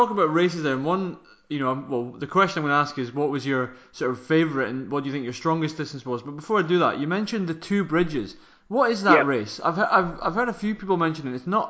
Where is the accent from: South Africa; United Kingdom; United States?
United Kingdom; Scotland; as a Scottish club runner